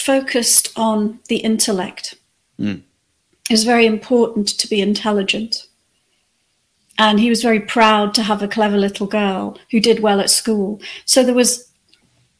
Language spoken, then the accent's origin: English; the Wirral, North West England, United Kingdom; moved away; also born or lived in Australia; I spent the rest of my childhood growing up on the Wirral